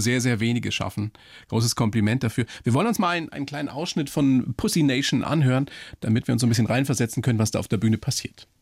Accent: Bavaria, Germany; hier bei uns in Bayern, speziell natürlich in München

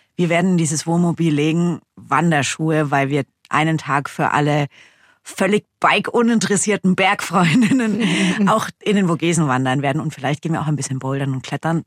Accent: Germany; wir sind ja aus Deutschland

